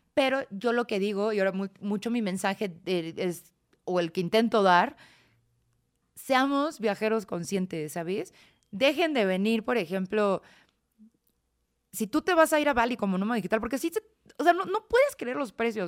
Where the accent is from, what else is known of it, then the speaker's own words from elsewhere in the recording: Celaya, Guanajuato, Mexico; moved away as an adult; yo crecí en Celaya